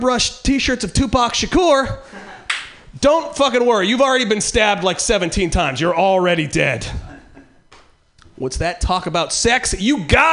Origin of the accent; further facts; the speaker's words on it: Eureka, California, United States; now in San Francisco, United States; I'm originally from Eureka, which is in real bad shape right now